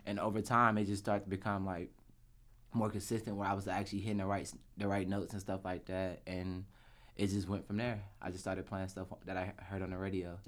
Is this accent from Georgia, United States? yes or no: yes; Atlanta, Georgia, United States; I'm from Atlanta, Georgia. Born and raised.